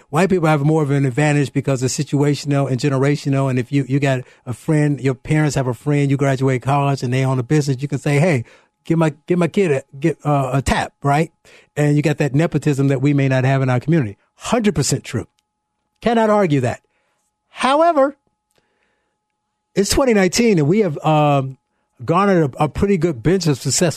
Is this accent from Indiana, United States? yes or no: yes; Gary, Indiana, United States; I'm from Gary, Indiana.